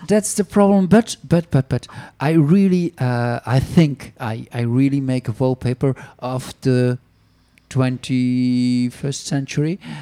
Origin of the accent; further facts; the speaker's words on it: Flanders, Belgium; first language Flemish; English is a second language; now in France; in Flemish, my mother tongue